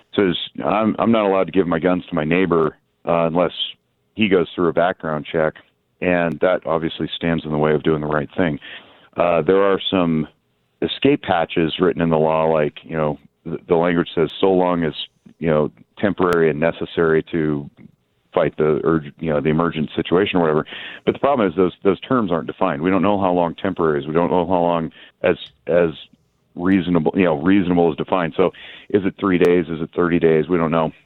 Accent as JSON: {"language": "English", "town": "Reno", "region": "Nevada", "country": "United States", "tie": "born or raised there", "said": "born and raised in Nevada. I'm fifth generation Reno"}